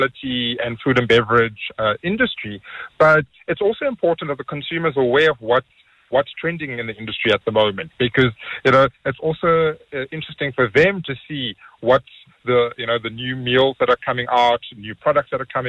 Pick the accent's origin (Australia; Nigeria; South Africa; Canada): South Africa; as South African chefs